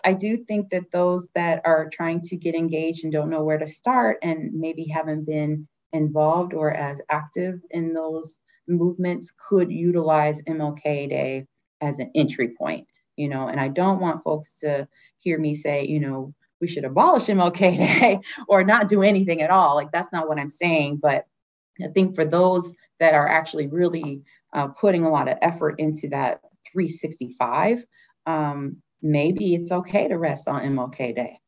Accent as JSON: {"language": "English", "town": "Detroit", "region": "Michigan", "country": "United States", "tie": "born or raised there", "moved": "yes", "said": "I'm from Detroit"}